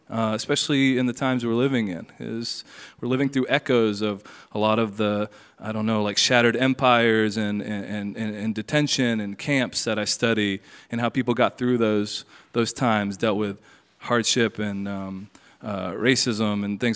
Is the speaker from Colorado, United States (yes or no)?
no; Tennessee, United States; moved away; also born or lived in Wyoming; growing up in Tennessee